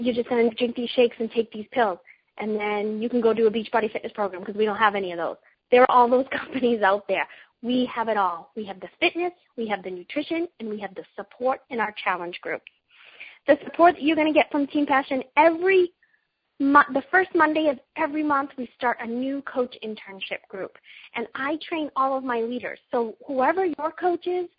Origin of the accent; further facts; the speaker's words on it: Boston, Massachusetts, United States; I'm a mom from Boston, Massachusetts, in case you haven't heard my accent come out a few times in this call